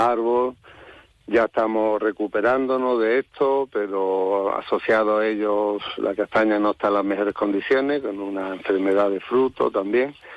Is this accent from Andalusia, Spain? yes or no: yes; Málaga, Andalusia, Spain; also born or lived in Valle del Genal; yo soy de Málaga, me crié en Málaga